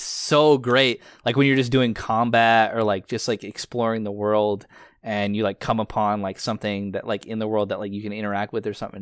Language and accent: English; United States